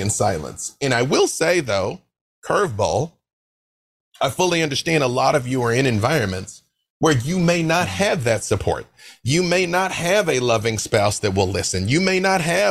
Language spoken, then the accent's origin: English; Little Rock, Arkansas, United States; I'm from Little Rock, Arkansas. We grew up on gospel music